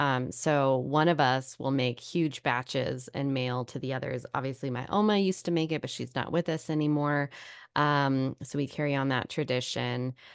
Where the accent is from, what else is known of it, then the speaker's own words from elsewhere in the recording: Sacramento, California, United States; I grew up in Sacramento